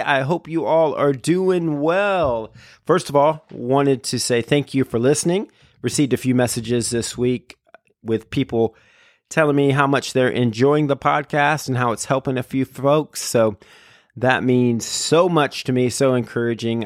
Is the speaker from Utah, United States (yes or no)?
no; Florida, United States; Been here my whole life, other than college and graduate school